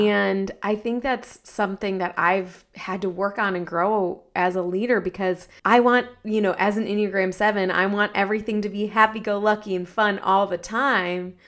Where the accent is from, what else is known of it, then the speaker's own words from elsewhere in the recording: Ohio, United States; I'm from Ohio